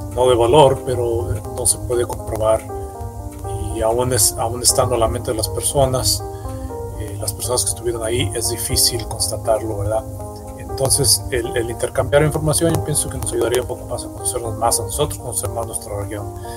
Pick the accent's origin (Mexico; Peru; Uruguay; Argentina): Mexico; moved away